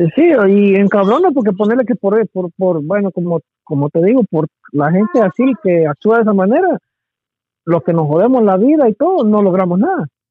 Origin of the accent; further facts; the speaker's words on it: Guatemala; now in United States; como Chapín